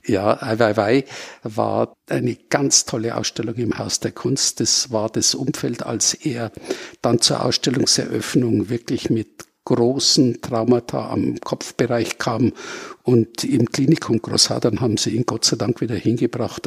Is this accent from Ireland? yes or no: no; Munich, Bavaria, Germany; ich bin geborener Münchner